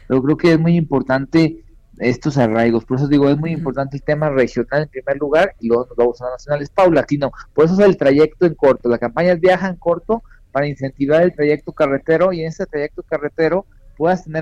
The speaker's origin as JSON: {"language": "Spanish", "region": "Querétaro", "country": "Mexico", "said": "Estoy a cuatro horas ahí con el libramiento que sí soy de Querétaro."}